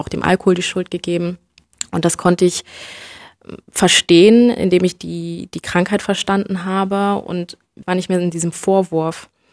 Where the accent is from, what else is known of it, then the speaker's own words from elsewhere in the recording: Germany; ich bin in, in Deutschland äh, geboren und aufgewachsen